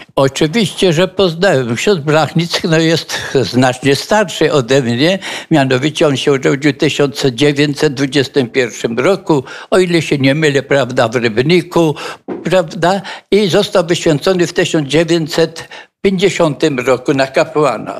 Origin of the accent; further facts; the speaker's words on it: Żabnica, Silesian Voivodeship, Poland; now in Kraków, Poland; urodziłem się w Żabnicy